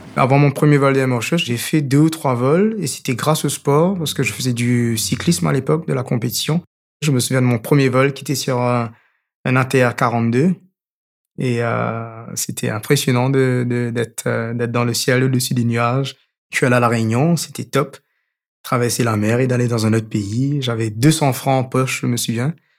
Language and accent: French; Mauritius; J'ai grandi à Maurice